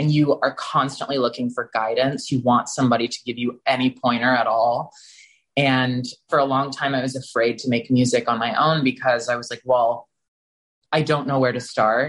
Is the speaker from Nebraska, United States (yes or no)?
no; Texas, United States; moved away; growing up in Texas as a gay male